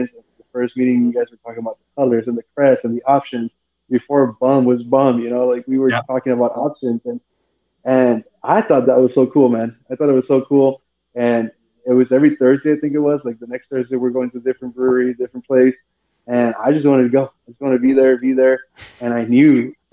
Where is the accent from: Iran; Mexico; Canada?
Mexico; also born or lived in León; now in San Diego, United States; Home's my hometown in Mexico.